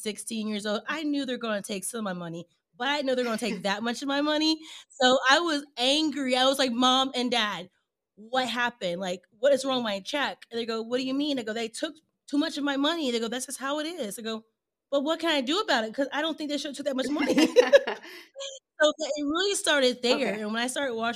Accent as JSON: {"language": "English", "region": "Indiana", "country": "United States", "tie": "born or raised there", "also_born_or_lived": "Texas", "moved": "as an adult", "said": "I was actually born and raised in Indiana, in the cornfields and the bean fields"}